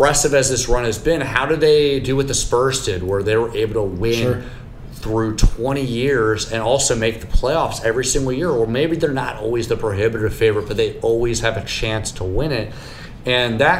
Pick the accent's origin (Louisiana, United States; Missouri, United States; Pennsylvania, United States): Pennsylvania, United States; I grew up in Pennsylvania